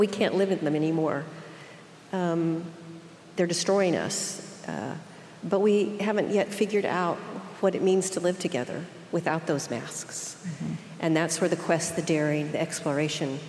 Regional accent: Oklahoma, United States; accent: Okie; my Okie accent

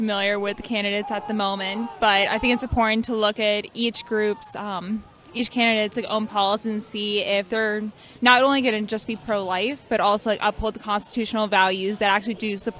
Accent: Annapolis, Maryland, United States; I'm from Annapolis too.

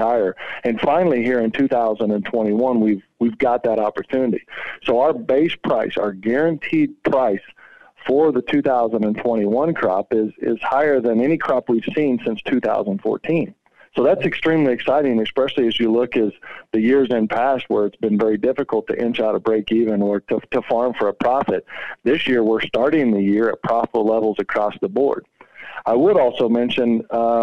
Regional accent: Oklahoma, United States; moved away; also born or lived in Northwest Kansas; I grew up in Oklahoma and later transitioned into Northwest Kansas

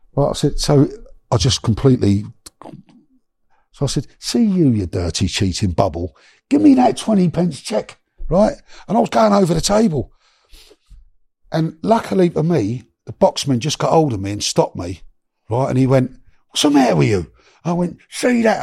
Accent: London, United Kingdom; also born or lived in Miami; I come from Notting Hill, Shepherd's Bush

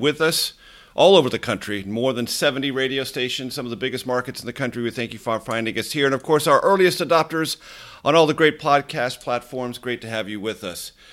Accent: California, United States; my home state of California

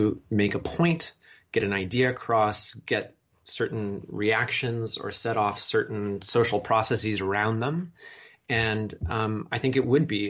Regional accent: Chicago, Illinois, United States; my hometown, Chicago

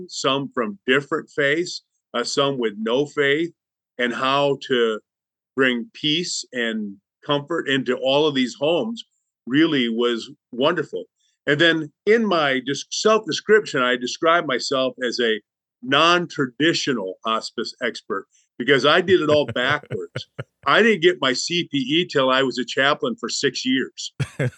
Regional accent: Lansing, Michigan, United States; moved away as an adult; also born or lived in Chicago, Illinois / Bible Belt; I grew up in Lansing, Michigan

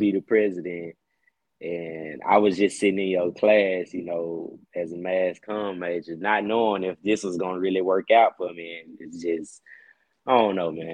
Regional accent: Jackson, United States; I'm from Jackson

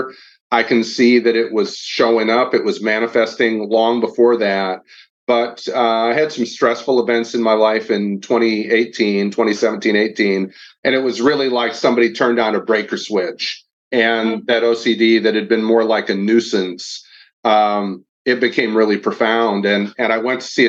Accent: Kalamazoo, Michigan, United States; moved away as an adult; now in Nashville, United States; I'm from Kalamazoo, Michigan, so a little north of your hometown

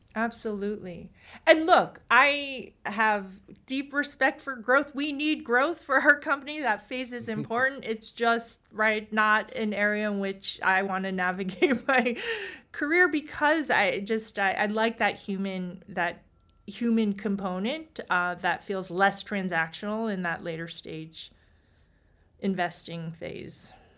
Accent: East Coast, United States; I'm from the East Coast

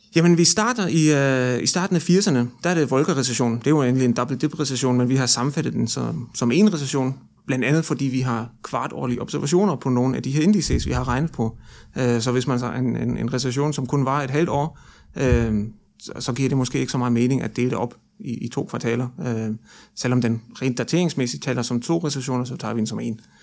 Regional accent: Germany; now in Denmark; syd for grænsen i Tyskland, hvor jeg nu kommer fra

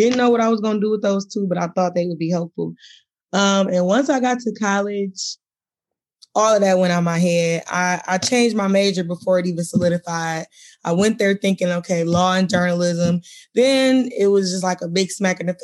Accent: Detroit, Michigan, United States; I'm from Michigan, born and raised in Detroit

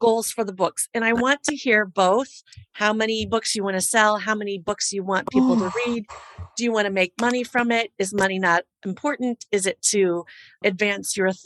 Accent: Midwest, United States; I'm from the Midwest

